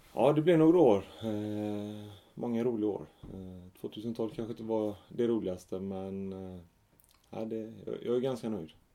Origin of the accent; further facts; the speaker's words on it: Gothenburg, Västra Götaland, Sweden; jag växte upp i Fjällbrunn, ett litet villaområde i, Rannebergen